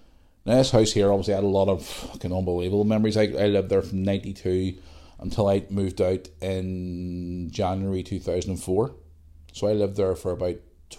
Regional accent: Belfast, Northern Ireland, United Kingdom; also born or lived in Bangor; But growing up in Bangor, it was completely different. It was a new world for me. I was coming from Belfast where I was used to a different type of, or a certain type of life.

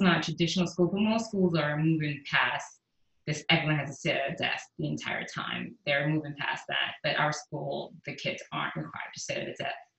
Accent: New York City, New York, United States; also born or lived in Caribbean; now in Houston, United States; I grew up in the Bronx. I'm from New York.

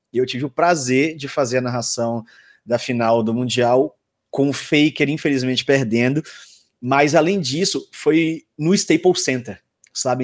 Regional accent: Salvador, Bahia, Brazil; eu sou da Bahia, né? Sou de Salvador

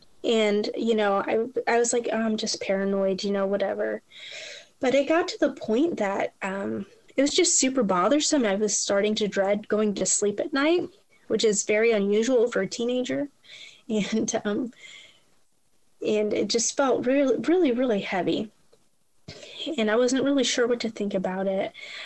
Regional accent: Toledo, Ohio, United States; now in Louisville, United States; Like I said, we moved to Louisville, so we had family back home, and we're originally from Toledo, Ohio.

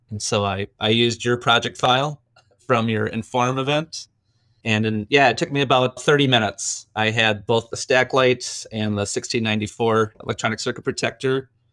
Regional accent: Green Bay, Wisconsin, United States; I grew up in Green Bay

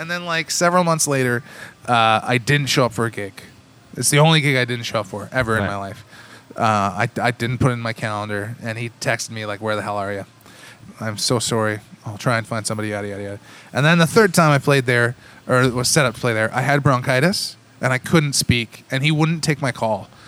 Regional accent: Cambridge, Ontario, Canada; also born or lived in Kitchener, Ontario; I grew up in the in the Tri Cities. I, I consider myself a child of the Tri Cities because I grew up in Cambridge. Uh, North Cambridge to be specific

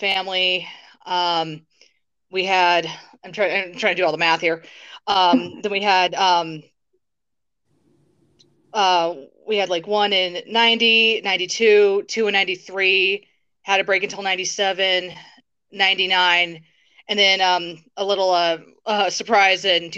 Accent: Englewood, Colorado, United States; I'm from Inglewood, Colorado. I've lived in Colorado my whole life

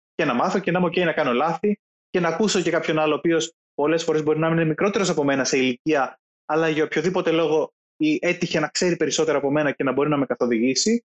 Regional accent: Greece; είμαι Έλληνας Οκ, okay, ναι, είναι ο χώρος στον οποίο γεννήθηκα και μεγάλωσα

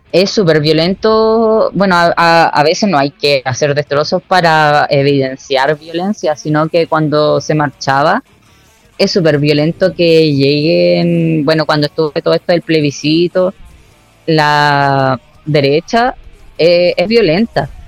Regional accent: Osorno, Los Lagos, Chile; also born or lived in Viña del Mar; Sí, yo he vivido, bueno, siempre he vivido acá. Eh, hubo un momento en donde me fui de Osorno, pero volví.

